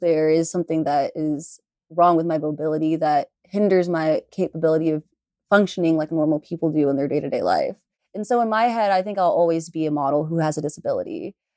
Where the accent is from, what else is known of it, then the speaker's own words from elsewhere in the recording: Houston, Texas, United States; I'm from Houston